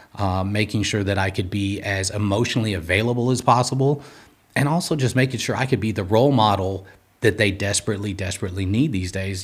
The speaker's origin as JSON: {"language": "English", "town": "Los Angeles", "region": "California", "country": "United States", "tie": "born or raised there", "said": "I'm from Los Angeles, California. Uh, grew up in Southern California, doing all the Southern California things"}